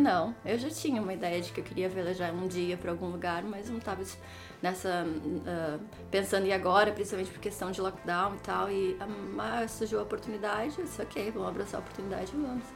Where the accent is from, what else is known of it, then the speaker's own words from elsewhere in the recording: Novo Hamburgo, Rio Grande do Sul, Brazil; moved away as an adult; also born or lived in Palmeira das Missões, Brazil / Auckland, New Zealand; now in New Zealand; Eu cresci em Novo Hamburgo, Novo Hamburgo. É, mas sou de Palmeira das Missões